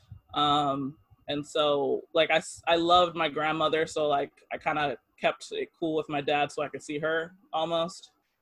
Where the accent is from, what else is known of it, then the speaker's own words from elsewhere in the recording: Oakland, California, United States; moved away; also born or lived in Japan; I was born in Oakland, California.